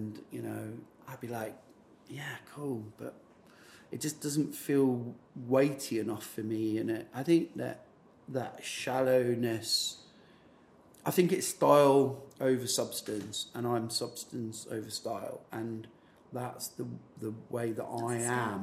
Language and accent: English; Scotland, United Kingdom; I'm from Scotland.